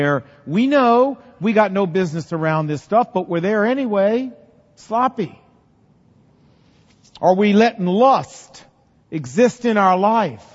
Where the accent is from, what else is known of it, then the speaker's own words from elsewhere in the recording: Portsmouth, Virginia, United States; when I was growing up in Portsmouth, Virginia